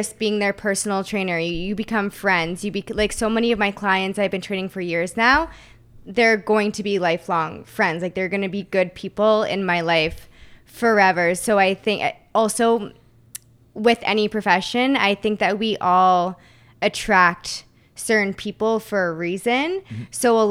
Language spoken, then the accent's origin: English; Waterloo, Ontario, Canada; moved away as an adult; also born or lived in St. Catharines, Canada; now in Toronto, Canada; I grew up in Waterloo